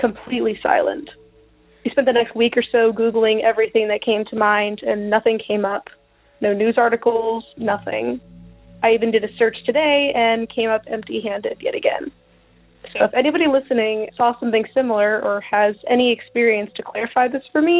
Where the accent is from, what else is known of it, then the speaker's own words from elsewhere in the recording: Texas, United States; I'm from Texas.